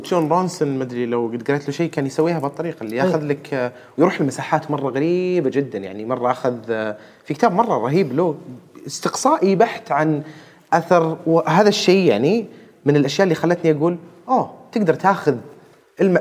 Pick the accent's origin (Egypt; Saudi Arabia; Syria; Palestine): Saudi Arabia; عندنا في السعودية هنا